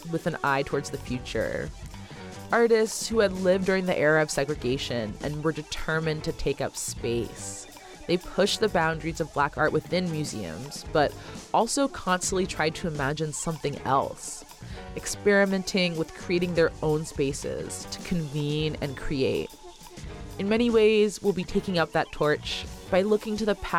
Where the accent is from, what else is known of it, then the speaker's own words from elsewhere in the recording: Oakland, California, United States; researcher, radio producer, and artist born and raised in Oakland, California